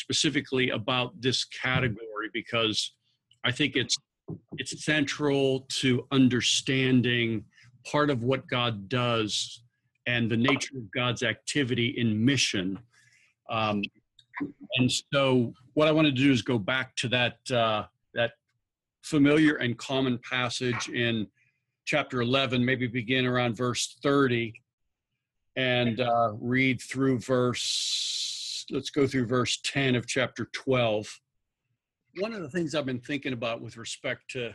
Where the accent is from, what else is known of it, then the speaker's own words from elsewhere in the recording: Pittsburgh, Pennsylvania, United States; moved away as an adult; also born or lived in Philadelphia; I was born and raised in the Pittsburgh area